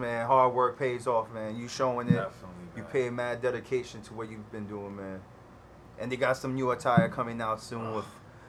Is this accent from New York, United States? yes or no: yes; New York, United States; Since we're from the New York State.